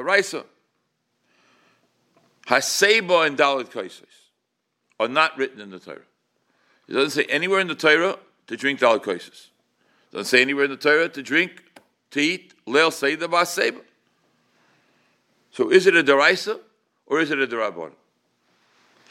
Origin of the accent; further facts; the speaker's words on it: New York City, New York, United States; when I was at Shul growing up in Crown Heights